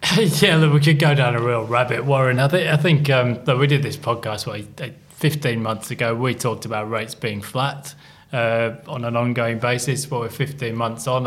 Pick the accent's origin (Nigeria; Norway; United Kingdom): United Kingdom; England; moved away as an adult; now in Australia; I'm an Englishman